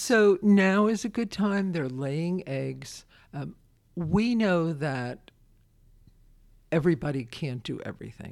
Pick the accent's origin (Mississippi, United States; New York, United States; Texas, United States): New York, United States; Brooklyn; now in Winchester, United States; I'm a kid from Brooklyn